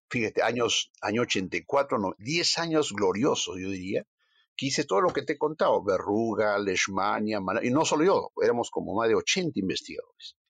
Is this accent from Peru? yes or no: yes; Ancash, Peru; mi tierra, pues yo soy ancashino